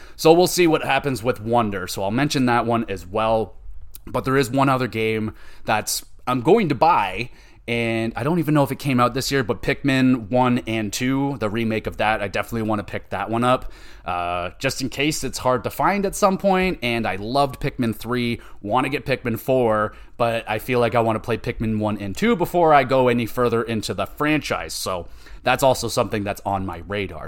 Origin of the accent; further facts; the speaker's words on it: Canada; I am Canadian